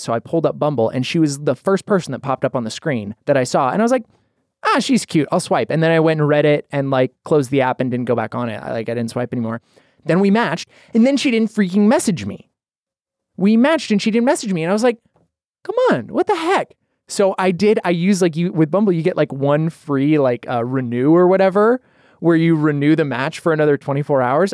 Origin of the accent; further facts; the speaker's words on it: Idaho, United States; moved away; I'm from Idaho originally